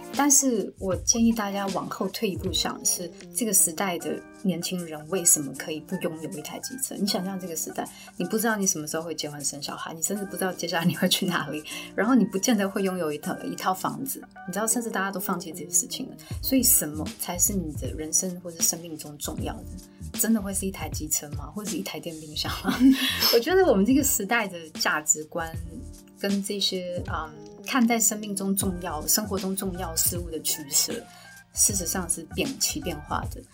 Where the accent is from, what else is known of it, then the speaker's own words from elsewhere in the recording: Taiwan; 我们台湾人